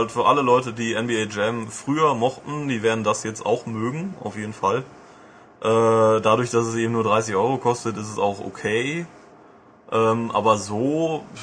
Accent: western Germany, Germany; ich bin aus Westdeutschland

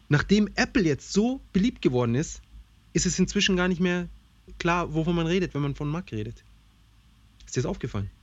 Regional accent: Germany; bei uns in Deutschland

